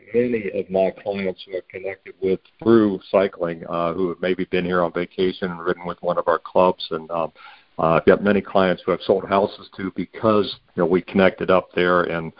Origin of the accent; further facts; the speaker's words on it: Ohio, United States; I came from Ohio originally and could not ride year-round there because we had winter, and here we don't